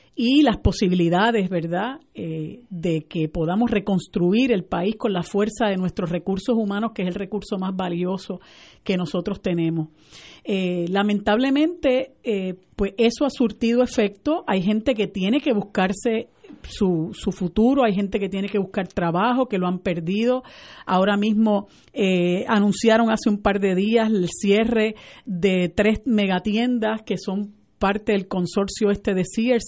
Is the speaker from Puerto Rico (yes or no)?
yes; Puerto Rico; nosotros como puertorriqueñas y puertorriqueñas y puertorriqueños